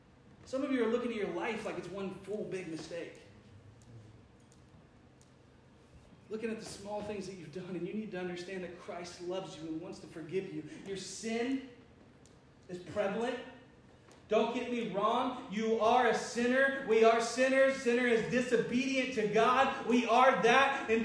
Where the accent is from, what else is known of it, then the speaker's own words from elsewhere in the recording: Cincinnati, Ohio, United States; I'm from Cincinnati.